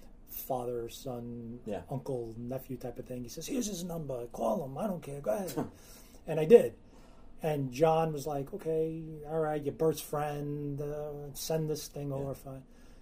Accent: New York City, New York, United States; first language Calabrese; English is a second language; I grew up in the Bronx, multicultural.

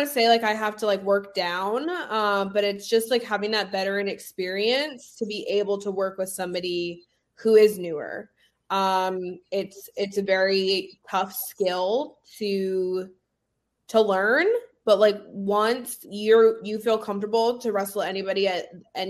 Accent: Rutland, Massachusetts, United States; I grew up in Rutland.

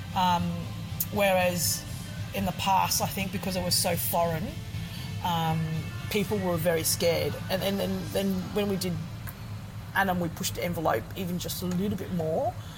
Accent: Queensland, Australia; also born or lived in Ho Chi Minh City, Vietnam; I was born in Saigon. I've, I've, been in Australia for pretty much all of my life

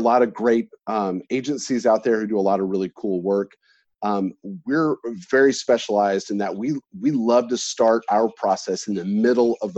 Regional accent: Texas, United States; I'm from Texas

